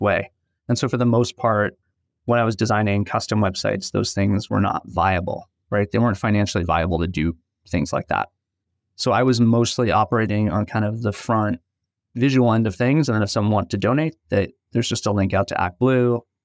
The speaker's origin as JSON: {"language": "English", "town": "New York City", "region": "New York", "country": "United States", "tie": "born or raised there", "said": "I grew up in Brooklyn, New York"}